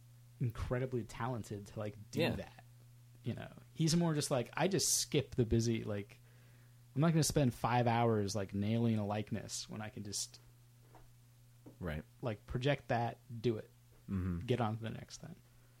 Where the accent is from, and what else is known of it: Sacramento, California, United States; born or raised there